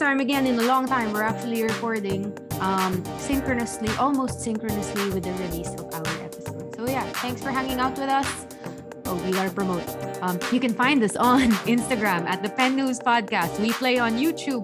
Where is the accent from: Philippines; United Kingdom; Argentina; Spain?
Philippines; we're totally fans of being Filipino ourselves